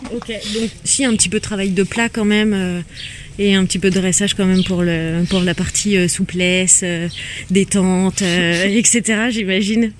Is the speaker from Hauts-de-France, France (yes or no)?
no; Saint-Malo, Brittany, France; je suis née à Saint-Malo